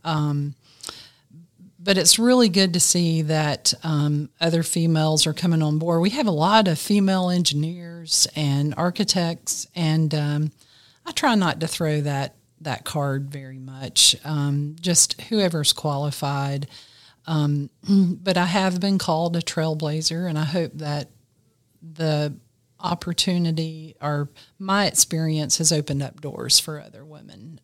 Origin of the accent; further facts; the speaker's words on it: Greenville, South Carolina, United States; I grew up in Greenville, South Carolina, I've lived in this area all my life